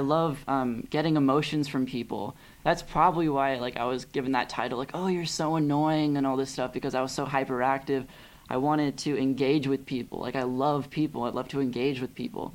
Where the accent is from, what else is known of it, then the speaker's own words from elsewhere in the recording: Pasadena, California, United States; also born or lived in Glendale, California / Claremont, California; I was raised in Pasadena